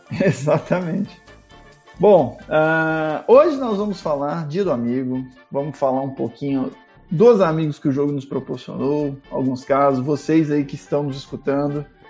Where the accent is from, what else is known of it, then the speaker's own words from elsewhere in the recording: interior of São Paulo, Brazil; eu fui criado interior, sou de São Paulo, mas eu fui criado interior